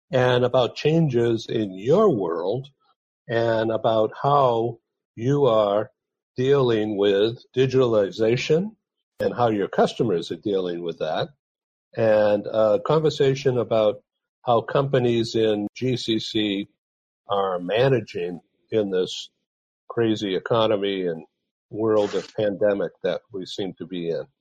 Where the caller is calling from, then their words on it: San Diego, California, United States; I'm coming from San Diego, California